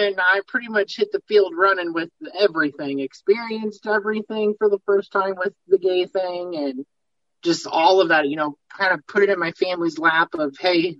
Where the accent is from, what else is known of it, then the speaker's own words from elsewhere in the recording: Peoria, Illinois, United States; I am from Peoria, Illinois. I actually live in Peoria Heights, but I'm Midwest, pretty much born and raised.